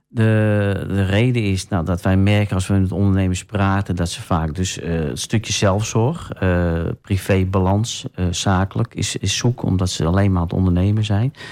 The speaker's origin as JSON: {"language": "Dutch", "town": "Sneek", "region": "Friesland", "country": "Netherlands", "tie": "born or raised there", "also_born_or_lived": "Den Helder / Bodegraven", "moved": "yes", "lives_now": "Almelo, Netherlands", "said": "ik ben een Fries van oorsprong, ik ben in Sneek geboren."}